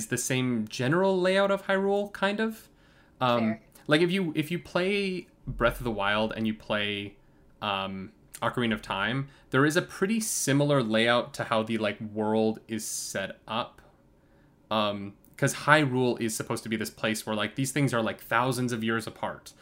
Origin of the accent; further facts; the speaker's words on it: New York, United States; I'm from New York